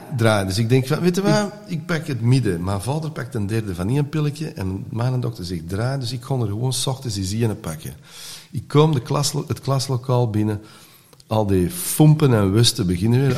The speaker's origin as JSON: {"language": "Dutch", "town": "Antwerp", "region": "Flanders", "country": "Belgium", "tie": "born or raised there", "first_language": "Dutch", "said": "wij eh, waren van Hollands gezin in Antwerpen"}